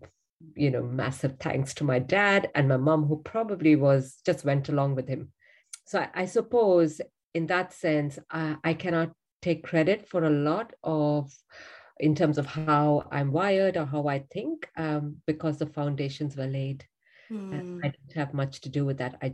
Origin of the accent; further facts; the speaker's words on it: India; I'm from India. Grew up in a home